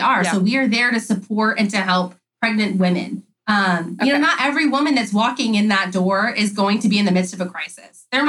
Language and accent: English; California, United States; I'm not from the South. I'm from California